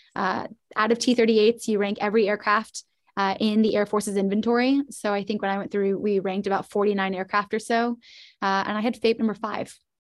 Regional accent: Indianapolis, Indiana, United States; moved away as an adult; born and raised in In-, Indianapolis, Indiana.

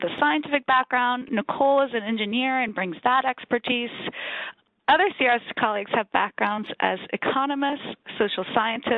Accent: Louisiana, United States; moved away; my home state of Louisiana

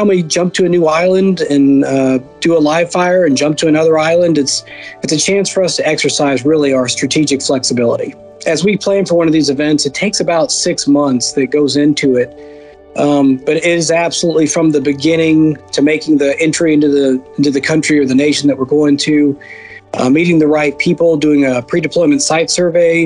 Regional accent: Northwest Florida, United States; moved away as an adult; also born or lived in Alabama / Georgia / Korea; now in Okinawa, Japan; I'm from Northwest Florida, born and raised in the lower Alabama, lower Georgia, North Florida area.

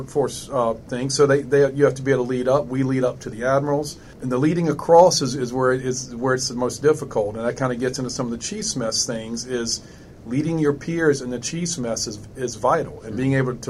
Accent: South Louisiana, United States; I'm born and raised in South Louisiana

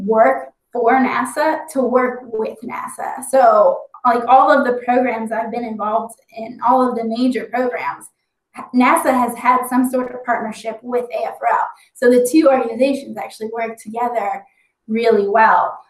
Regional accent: Dayton, Ohio, United States; I grew up outside Wright-Patterson Air Force Base. That's home for me

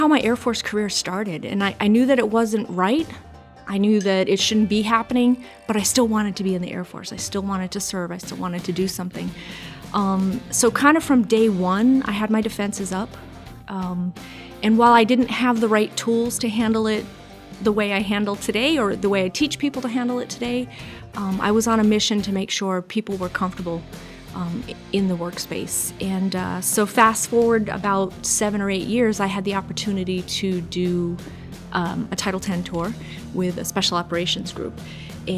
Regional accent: Acton, Maine, United States; moved away; also born or lived in Hawaii / Washington; I was raised in Southern Maine, actually, in Acton.

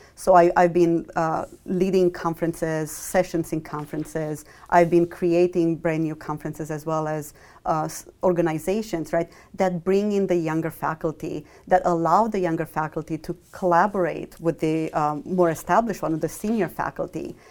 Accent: Romania; moved away as an adult; also born or lived in Michigan, United States; I grew up in Romania through m, all my, my school years, and then I moved to Michigan, uh, for my college degree.

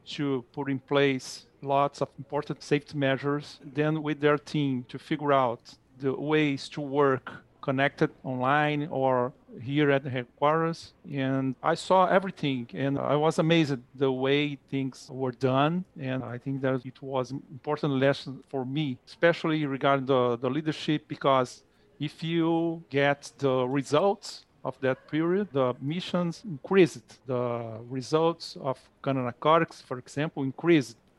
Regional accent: Rio de Janeiro, Brazil; English is a second language; moved away as an adult; now in United States; I was born in Rio de Janeiro.

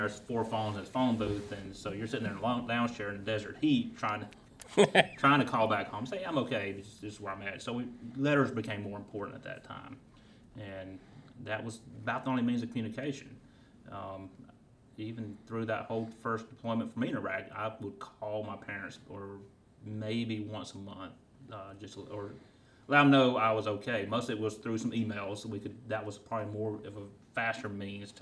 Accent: Union, South Carolina, United States; also born or lived in Kentucky; I'm born and raised in Union, South Carolina

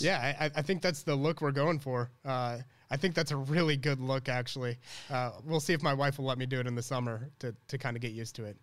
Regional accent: Illinois, United States; also born or lived in Chicago; I really grew up here

